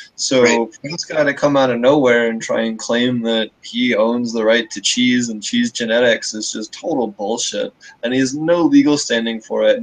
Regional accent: Pennsylvania, United States; moved away; Pennsylvania, my home my home state where I grew up uh, originally

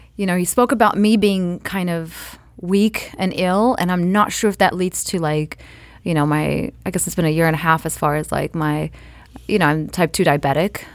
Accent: Eritrea; I'm Eritrean from East Africa

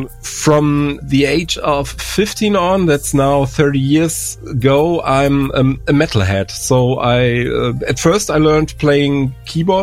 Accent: Germany; English is a second language; I'm from Germany

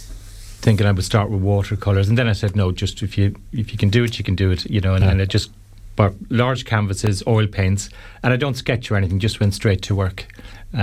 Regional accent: Limerick, Munster, Ireland; I grew up, I'm from Limerick, and Kilkee was my spot when I was young.

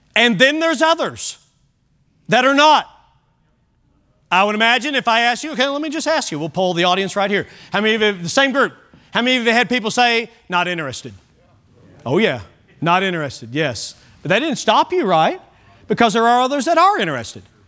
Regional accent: Kentucky, United States; I grew up in Kentucky, and so it was core curriculum to take ag

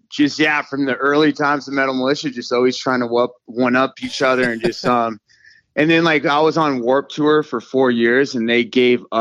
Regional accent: Moorpark, California, United States; I grew up in Moorpark, Park, California. My dad was in Vietnam.

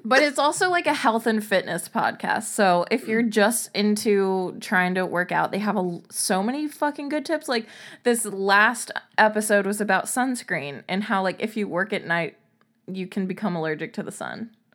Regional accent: Covington, Louisiana, United States; I grew up near Covington, Louisiana

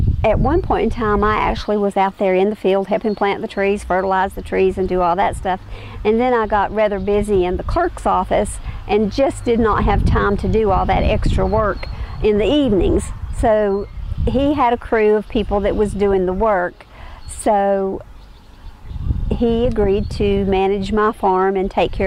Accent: Watauga County, North Carolina, United States; I was born here in Watauga County. I have lived in Watauga County my entire life.

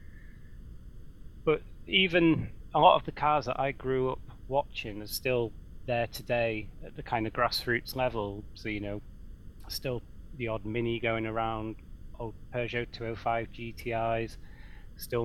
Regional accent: near Croft Circuit, North East England, United Kingdom; I grew up near Croft Circuit

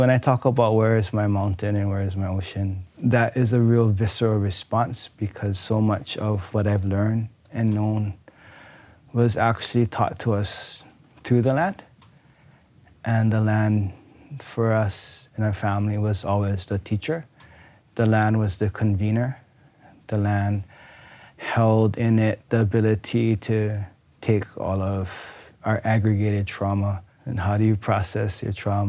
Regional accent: Waianae, Hawaii, United States; from Waianae

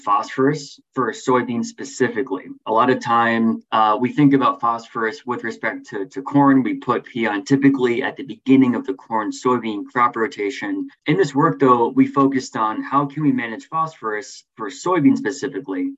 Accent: New England, United States; moved away as an adult; also born or lived in California; now in Illinois, United States; I grew up largely in New England

